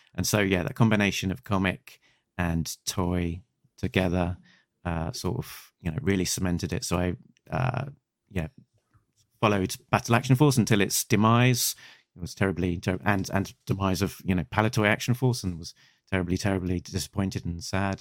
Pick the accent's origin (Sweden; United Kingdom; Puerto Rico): United Kingdom; I'm a Brit